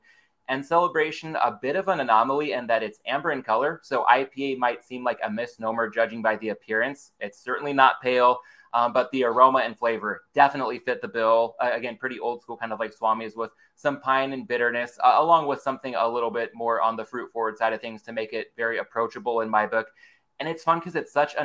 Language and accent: English; San Diego, California, United States; my roots growing up in the San Diego area